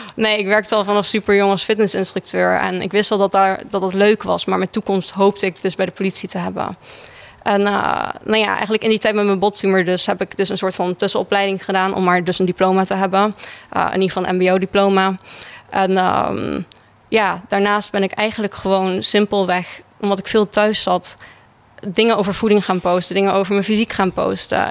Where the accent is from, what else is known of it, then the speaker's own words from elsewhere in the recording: Netherlands; ik ben een echte Hollandse meid met blauwe ogen, blond haar.